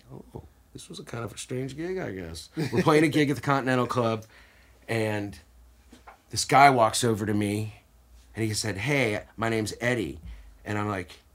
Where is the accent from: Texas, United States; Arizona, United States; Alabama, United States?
Texas, United States; Dallas; also born or lived in New York; I grew up mostly here in Dallas